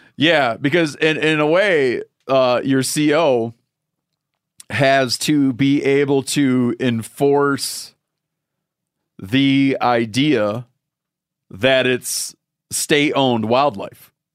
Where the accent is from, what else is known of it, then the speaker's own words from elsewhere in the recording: Michigan, United States; moved away; Michigan, my home state